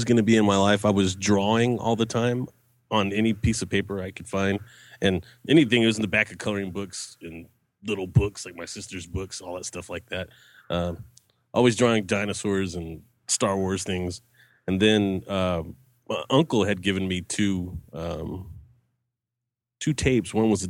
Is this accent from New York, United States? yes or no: no; Albuquerque, New Mexico, United States; born there; also born or lived in Texas / tri-state area; Okay, I was born in Albuquerque, New Mexico